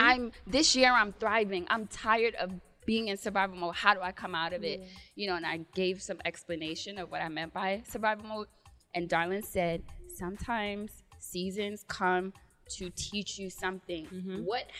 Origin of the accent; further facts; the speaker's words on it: Jamaica; because I'm Jamaican and we're confident, okay?